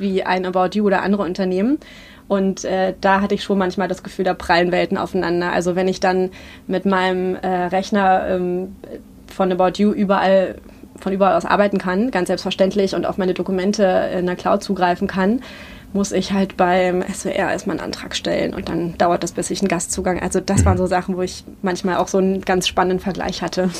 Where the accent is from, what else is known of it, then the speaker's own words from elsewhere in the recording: Berlin, Germany; ich bin 86 in Ostberlin geboren und bin Anfang der 90er da in Friedrichshain aufgewachsen, in Lichtenberg